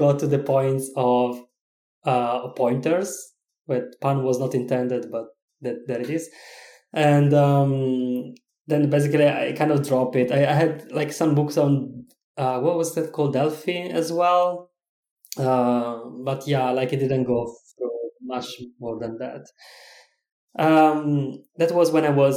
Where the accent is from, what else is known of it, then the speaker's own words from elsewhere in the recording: Italy; English is a second language; moved away as an adult; now in Czech Republic; I am originally from Italy, but I am living in Czech Republic right now